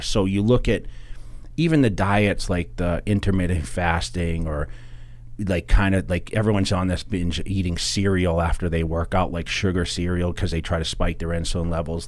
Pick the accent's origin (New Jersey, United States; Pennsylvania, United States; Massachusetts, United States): Massachusetts, United States; now in Las Vegas, United States; growing up in Massachusetts, I grew up in a very rural area